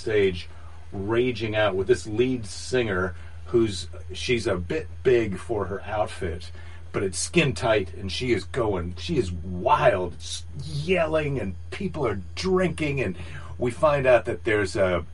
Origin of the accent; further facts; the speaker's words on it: Iowa, United States; now in California, United States; I'm from Iowa